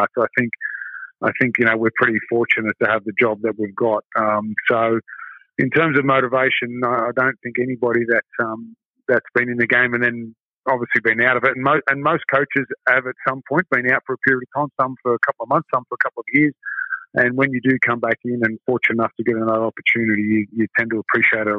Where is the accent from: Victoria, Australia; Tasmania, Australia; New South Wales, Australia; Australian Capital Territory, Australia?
New South Wales, Australia; Sydney; I'm originally from Sydney